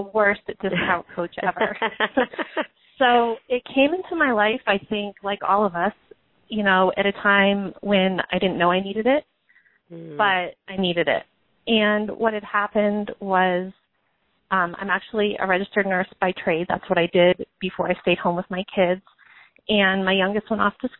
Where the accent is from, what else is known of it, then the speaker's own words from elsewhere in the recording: Massachusetts, United States; I'm from Massachusetts, and that's where I am now. We've kind of moved all over, but I live in Massachusetts